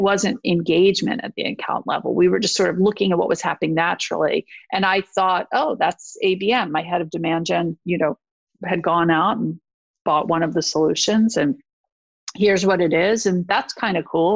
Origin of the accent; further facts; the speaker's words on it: East Coast, United States; I am from the East Coast